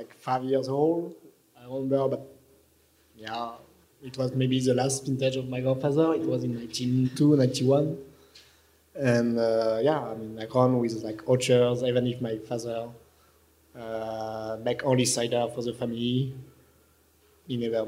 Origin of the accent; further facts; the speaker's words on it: Normandy, France; English is a second language; I produce cider. I am from Normandy